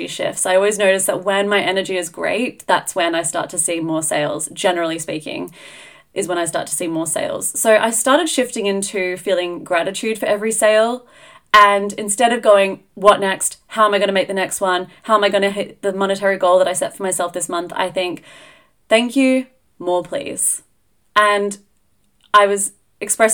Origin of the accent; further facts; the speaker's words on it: Australia; now in Edinburgh, United Kingdom; being Australian